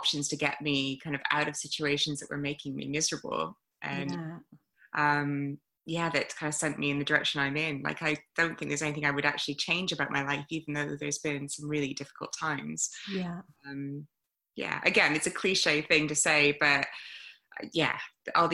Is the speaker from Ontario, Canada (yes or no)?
yes; Toronto, Ontario, Canada; moved away as an adult; now in United Kingdom; I'm from Canada originally, but I've been in the UK for 16 years now, 17, something like that. And so I grew up in Toronto, great city